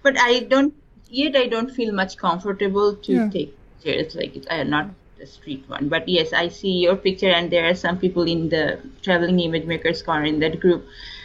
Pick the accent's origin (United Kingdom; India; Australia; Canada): India; eastern India; first language Bengali; English is a second language; also born or lived in East Coast, United States; now in California, United States; I'm from India, and my mother tongue is Bengali, so I'm from, you can say, eastern part of India.